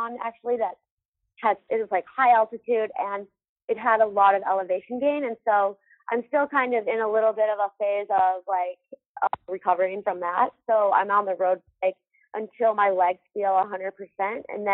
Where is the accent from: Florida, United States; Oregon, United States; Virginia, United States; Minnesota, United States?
Minnesota, United States; now in Salt Lake City, United States; growing up in Minnesota